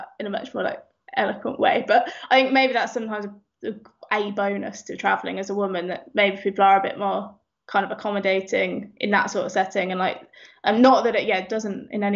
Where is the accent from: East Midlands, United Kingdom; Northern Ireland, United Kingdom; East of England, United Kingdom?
East Midlands, United Kingdom; Northampton; moved away; also born or lived in London; I'm from the middle of the Midlands. I'm from Northampton, pretty much. I think the furthest place from the sea in the whole UK is like 20 minutes down the road from the house I grew up